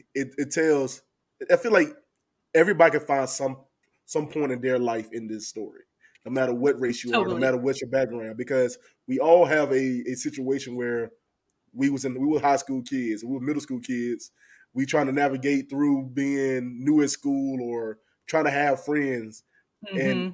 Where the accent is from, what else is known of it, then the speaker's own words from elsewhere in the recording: North Carolina, United States; I'm from North Carolina.